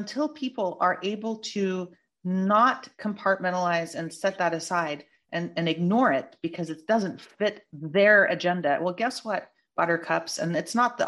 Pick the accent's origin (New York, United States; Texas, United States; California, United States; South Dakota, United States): California, United States; I'm a Californian native